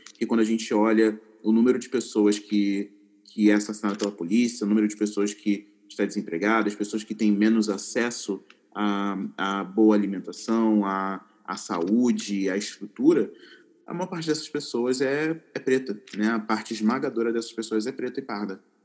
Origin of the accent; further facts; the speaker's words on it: Duque de Caxias, Rio de Janeiro, Brazil; moved away as an adult; now in São Paulo, Brazil; Eu cresci na, na, na periferia, na Baixada Fluminense do Rio de Janeiro